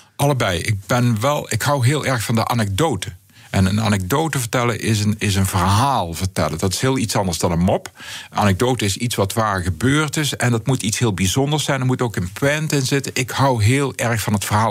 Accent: North Brabant, Netherlands; accent: Southeast Brabant dialect; first language Southeast Brabant dialect; in mijn Zuidoost-Brabantse dialect

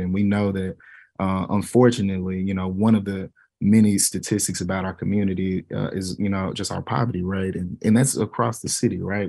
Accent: Dallas, Texas, United States; The school that I taught on was on the same street that I grew up on here in South Oak Cliff

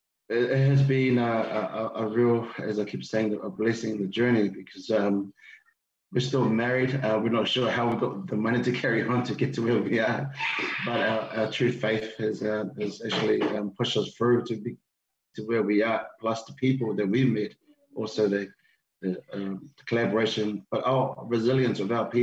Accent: New Zealand; also born or lived in Tonga; I was born in Tonga, came to New Zealand when I was 8

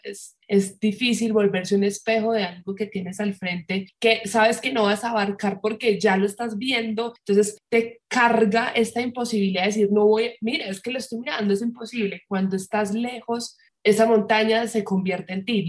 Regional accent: Medellín, Antioquia, Colombia; moved away; yo soy de Medellín

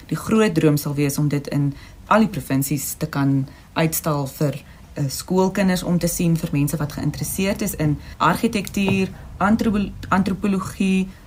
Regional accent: South Africa; ons as Suid-Afrikaners

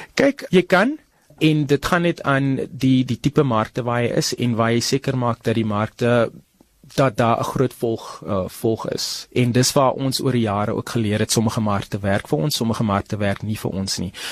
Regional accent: Paarl, Western Cape, South Africa; moved away as an adult; now in Gauteng, South Africa; ek is in die Parel gebore. Ek kom van die Parel af

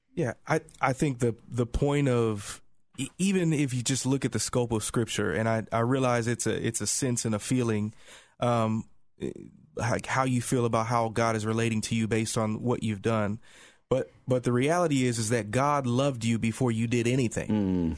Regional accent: Indiana, United States; moved away; I'm originally from Indiana

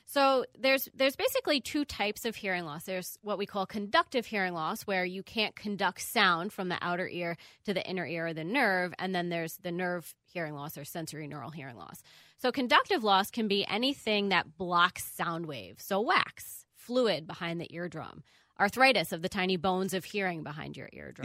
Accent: Long Island, New York, United States; moved away as an adult; also born or lived in Miami, Florida / Bronx, New York / Champaign, Illinois; now in Minneapolis, United States; I am originally from New York, Long Island

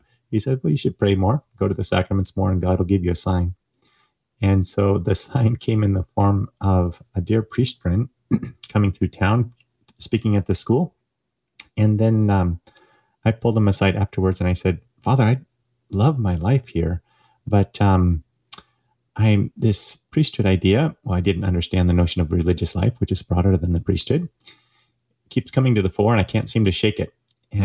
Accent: Oregon, United States; now in St. Louis, United States; I grew up in Oregon, thanks to the advice of a Jesuit to my father, who grew up here in St. Louis, where I am currently.

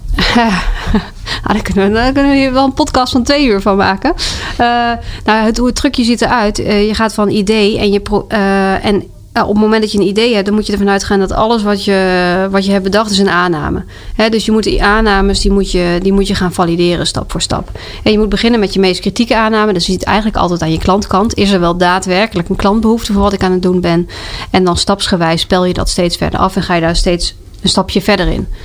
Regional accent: South Limburg, Netherlands; moved away as an adult; also born or lived in Twente / Delft; now in Amersfoort, Netherlands; ik ben ooit geboren in Twente. Ik heb gepubert in Zuid-Limburg

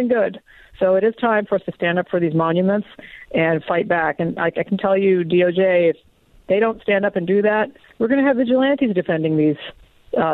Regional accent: Deep South, United States; I grew up in the Deep South. And by the way, even 45 years ago in the Deep South, that kind of action wasn't happening.

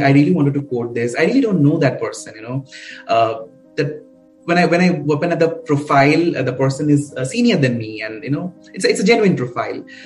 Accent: Kolkata, West Bengal, India; I grew up a very uh, middle class family. So I'm I'm basically from Calcutta.

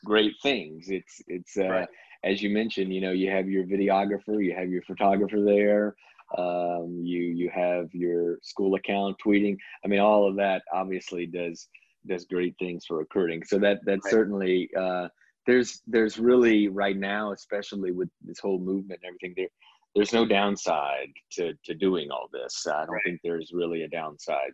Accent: Mississippi coast, United States; moved away; I'm from the Mississippi coast originally

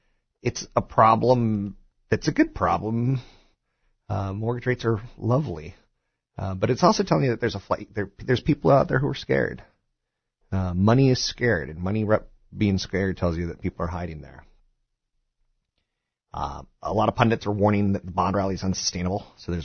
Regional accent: East Coast, United States; now in California, United States; I'm a transplant from the East Coast to California, and it's really funny.

